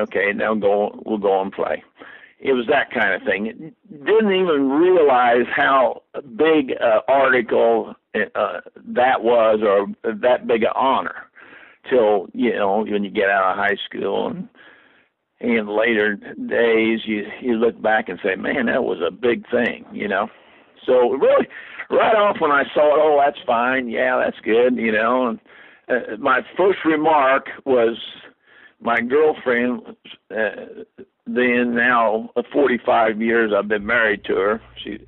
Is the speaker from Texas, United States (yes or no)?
no; Lebanon, Indiana, United States; these New Yorkers that came in here thought we were a hick town. We were